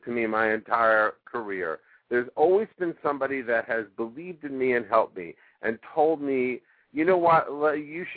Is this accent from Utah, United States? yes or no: no; New York City, New York, United States; moved away as an adult; also born or lived in Minneapolis, Minnesota; now in Los Angeles, United States; I was born in the Bronx, born and raised in New York City.